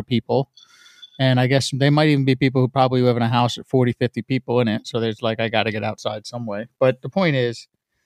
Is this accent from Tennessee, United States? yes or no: no; New York area, United States; I come from the New York area